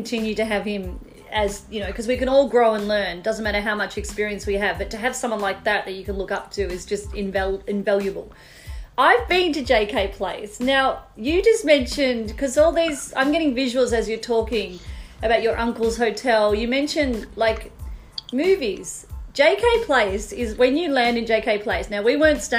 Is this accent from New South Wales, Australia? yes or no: no; Melbourne, Victoria, Australia; moved away; growing up in Melbourne